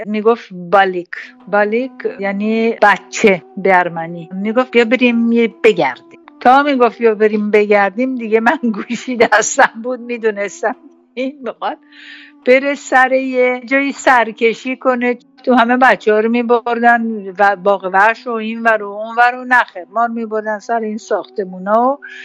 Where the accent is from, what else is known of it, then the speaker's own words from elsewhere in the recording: Tehran, Tehran Province, Iran; در خاطرات زبان کودکیم در خانه مسکونی ما واقع در تهران